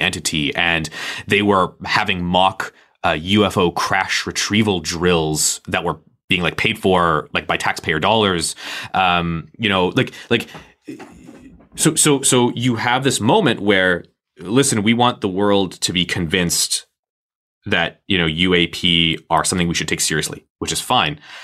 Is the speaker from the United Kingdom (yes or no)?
no; Canada; I'm Canadian